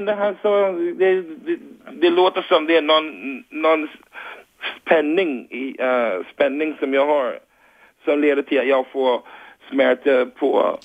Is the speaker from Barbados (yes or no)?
yes; Barbados; Swedish is a second language; now in Rågsved, Sweden; jag kommer från Barbados